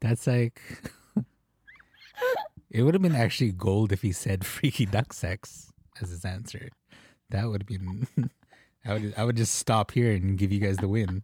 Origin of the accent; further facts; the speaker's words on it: Philippines; As a Filipino